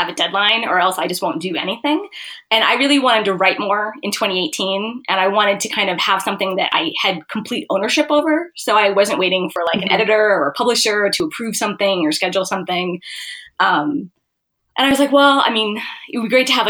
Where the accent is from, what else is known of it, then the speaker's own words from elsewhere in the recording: Montana, United States; I grew up in Montana